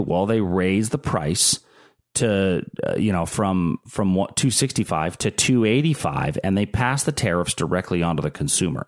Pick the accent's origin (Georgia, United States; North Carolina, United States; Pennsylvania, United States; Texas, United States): Pennsylvania, United States; Pittsburgh; I'm from Pittsburgh. I'm a Pittsburgh guy.